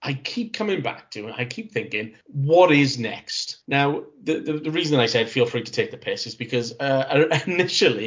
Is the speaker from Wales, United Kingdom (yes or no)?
yes; Cardiff, Wales, United Kingdom; my hometown of Cardiff